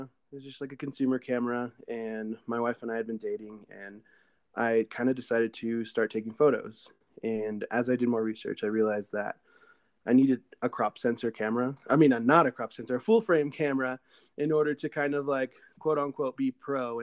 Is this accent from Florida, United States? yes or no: no; San Diego, California, United States; I am from San Diego, California.